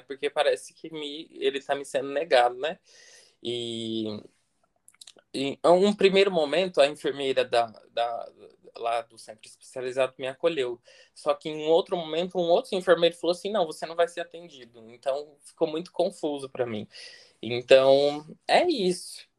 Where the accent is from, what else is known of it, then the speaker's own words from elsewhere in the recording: interior of São Paulo, Brazil; also born or lived in Florianópolis; now in Brasília, Brazil; sou natural do interior de São Paulo, mas hoje eu moro aqui em Brasília. Morei seis anos em Florianópolis